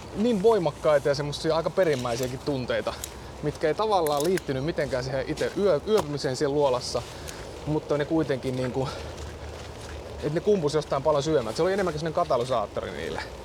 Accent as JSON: {"language": "Finnish", "region": "Central Finland", "country": "Finland", "moved": "yes", "lives_now": "Helsinki, Finland", "said": "mä ajoin sitten Keski-Suomeen, mä oon kotoisin sieltä"}